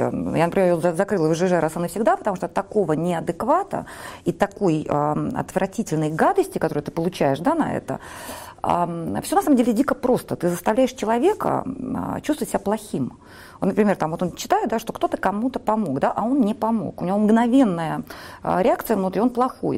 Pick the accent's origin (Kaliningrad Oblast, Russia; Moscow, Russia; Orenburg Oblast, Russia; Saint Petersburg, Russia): Saint Petersburg, Russia; я выросла в Петербурге